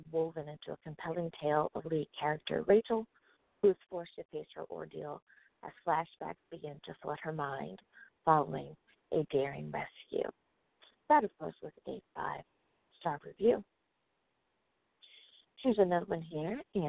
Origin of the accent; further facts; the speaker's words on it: United States; my home country, the good old US